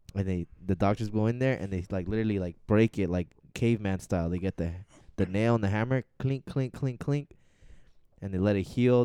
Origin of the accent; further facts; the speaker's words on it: Arizona, United States; we're from Arizona.